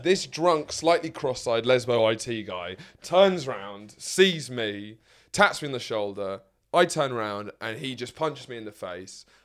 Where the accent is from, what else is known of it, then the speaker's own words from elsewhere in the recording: Lewes, South East England, United Kingdom; my hometown of Lewes